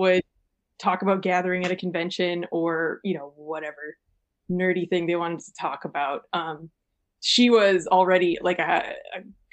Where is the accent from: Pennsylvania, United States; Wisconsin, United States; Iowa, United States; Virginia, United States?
Wisconsin, United States; Sun Prairie; also born or lived in Minneapolis–Saint Paul, Minnesota; now in Madison, United States; I spent most of my childhood in Sun Prairie